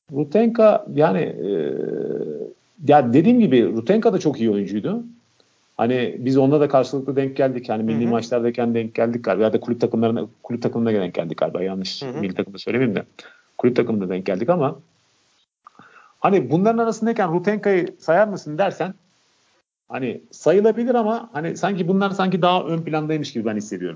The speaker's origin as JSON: {"language": "Turkish", "country": "Montenegro", "said": "ben Karadağlı olarak"}